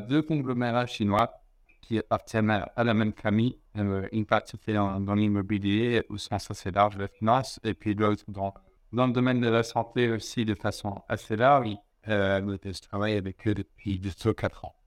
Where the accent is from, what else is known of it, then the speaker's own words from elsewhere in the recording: Lausanne, Vaud, Switzerland; je suis né en Suisse, à Lausanne, il y a 36 ans